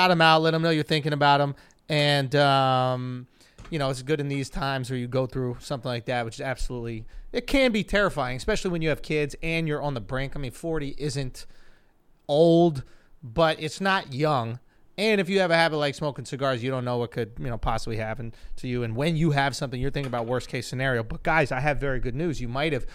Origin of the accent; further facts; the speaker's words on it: New York City, New York, United States; growing up in Manhattan, I see people all the time. I never meet anybody who's from Manhattan